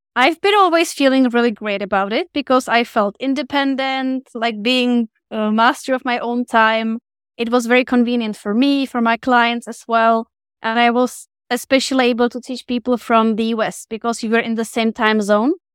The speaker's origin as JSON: {"language": "English", "country": "Czechia", "also_born_or_lived": "Mexico", "first_language": "Czech", "second_language": "English", "moved": "as an adult", "said": "my native language, Czech"}